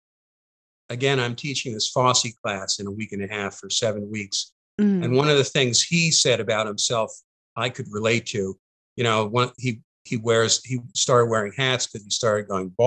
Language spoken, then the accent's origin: English; Long Island, New York, United States; moved away; I was from Long Island.